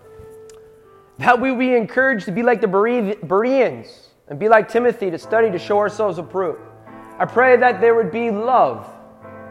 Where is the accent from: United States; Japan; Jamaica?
United States; I'm an American history teacher. An American citizen